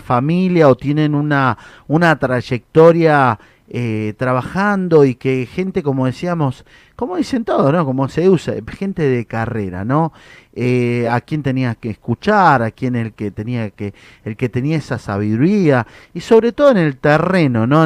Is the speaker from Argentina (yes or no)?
yes; Mendoza, Argentina; Yo soy de Mendoza, soy del oeste